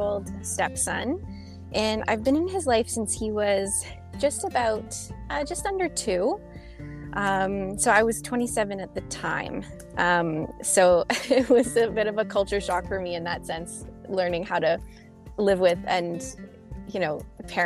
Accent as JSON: {"language": "English", "town": "Montreal", "region": "Quebec", "country": "Canada", "tie": "born or raised there", "also_born_or_lived": "British Columbia", "said": "So I was born here. I lived for a few years in British Columbia, which is the province on the other end of the country. That's where my mom is from. So we lived there for a few years when I was a child. But the majority of my life I've spent in Montreal"}